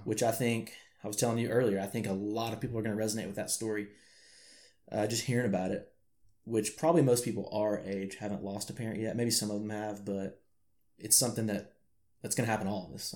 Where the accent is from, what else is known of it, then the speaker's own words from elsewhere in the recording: Arkansas, United States; accent: country; I may sometimes sound country because I'm from Arkansas